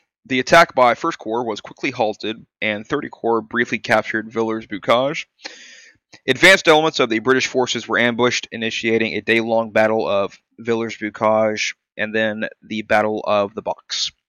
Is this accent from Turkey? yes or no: no; United States; I'm American.